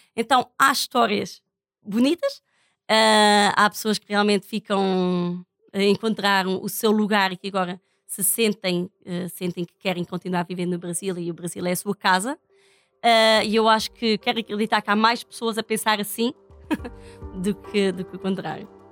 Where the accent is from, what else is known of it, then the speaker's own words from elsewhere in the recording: Portugal; now in Roraima, Brazil; sou portuguesa